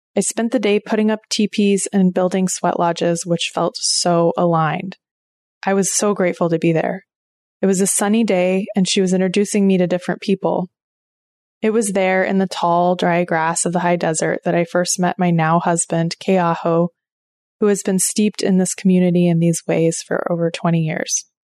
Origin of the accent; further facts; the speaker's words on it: Oklahoma, United States; now in Maine, United States; I grew up in Oklahoma, and my family goes back at least four generations on both sides